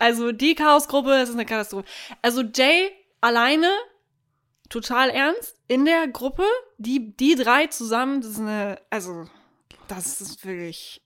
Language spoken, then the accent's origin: German; Germany; Wir als Deutsche